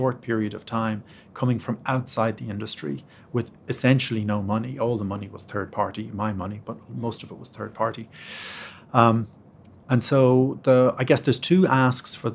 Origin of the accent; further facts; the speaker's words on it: Ireland; moved away as an adult; now in United States; being Irish